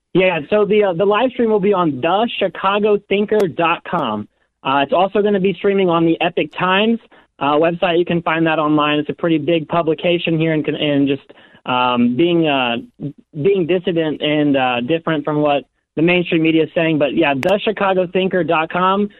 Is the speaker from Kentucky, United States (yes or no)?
no; Southern Illinois, United States; moved away as an adult; now in Chicago, United States; I'm from Southern Illinois, actually. I'm a student here at the University of Chicago